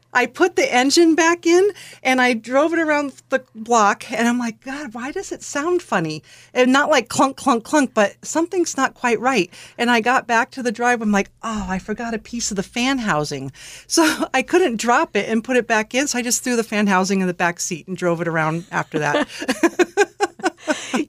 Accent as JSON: {"language": "English", "town": "Alameda", "region": "California", "country": "United States", "tie": "born or raised there", "moved": "as an adult", "said": "I grew up in Alameda, California, which someone once described as a little island"}